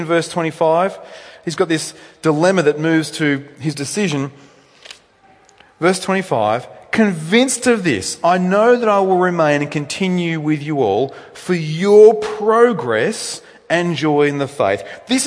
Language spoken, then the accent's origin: English; New South Wales, Australia; moved away as an adult; now in Victoria, Australia; I'm from New South Wales originally.